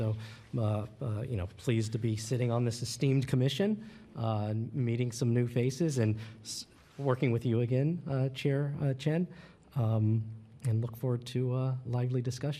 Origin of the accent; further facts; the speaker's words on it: Alameda, California, United States; I grew up in Alameda. I currently work for the County of Alameda, one of the Board of Supervisors offices. I've lived in Alameda for ages now.